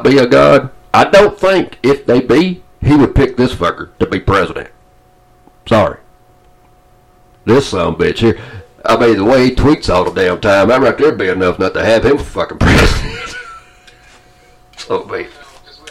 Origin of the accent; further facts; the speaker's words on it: Atlanta, Georgia, United States; moved away; I didn't like winter in Georgia.